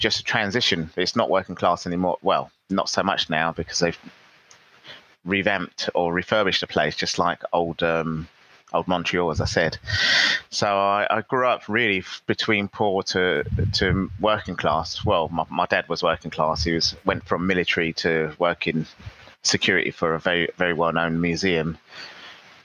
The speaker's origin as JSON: {"language": "English", "region": "London", "country": "United Kingdom", "tie": "born or raised there", "moved": "as an adult", "lives_now": "Philippines", "said": "I grew up in the 70s in London, going to school, and the part of London where I grew up was near the River Thames, near Tower Bridge and London Bridge"}